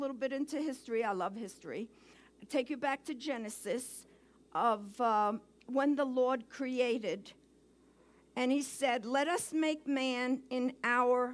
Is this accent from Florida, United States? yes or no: no; New York City, New York, United States; accent: Brooklyn; moved away; my accent, you're going to have a little Brooklyn in the house today